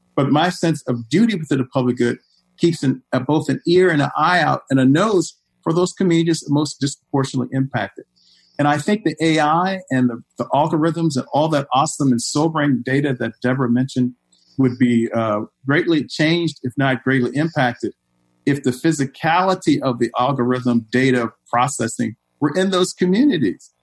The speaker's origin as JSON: {"language": "English", "town": "Richmond", "region": "Virginia", "country": "United States", "moved": "yes", "lives_now": "Chicago, United States", "said": "I'm from Richmond, Virginia"}